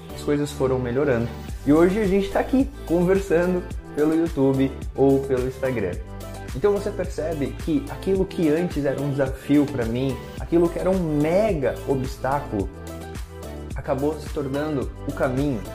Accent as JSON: {"language": "Portuguese", "town": "Lages", "region": "Santa Catarina", "country": "Brazil", "tie": "born or raised there", "said": "Quando eu tinha mais ou menos de 7 a 8 anos, lá na casa da minha família, em Lages, onde eu nasci, a gente tinha um pátio"}